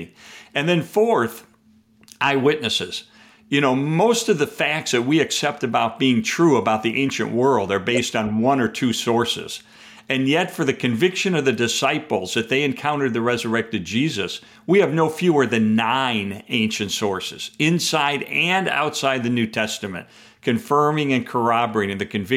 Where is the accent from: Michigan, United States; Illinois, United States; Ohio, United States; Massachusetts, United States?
Illinois, United States; Chicago; I'm a Chicagoan